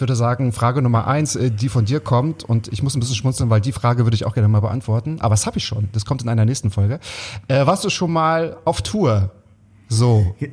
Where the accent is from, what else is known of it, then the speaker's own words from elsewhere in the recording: Waren, Mecklenburg-Vorpommern, Germany; moved away; also born or lived in Berlin; ich komme aus Waren an der Mühre